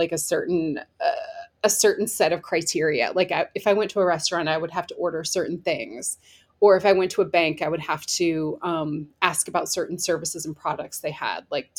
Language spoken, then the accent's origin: English; Iowa, United States; moved away as an adult; now in Madison, United States; I'm from Iowa. I grew up in Iowa